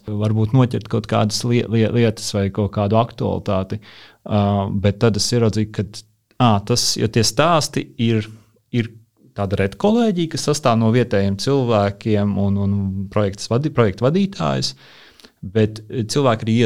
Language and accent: Latvian; Rēzekne, Rēzekne Municipality, Latvia; now in Riga, Latvia; kur es veidoju saspēli ar ar manām atmiņām vai pieredzi Reizeknē, jo es uzaugu Ziemeļrajonā, kas ir tāds industriāls